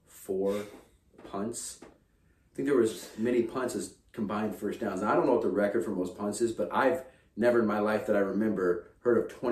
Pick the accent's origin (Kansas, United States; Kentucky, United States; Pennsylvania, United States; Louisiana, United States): Kansas, United States; now in Minnesota, United States; being born and growing up in Kansas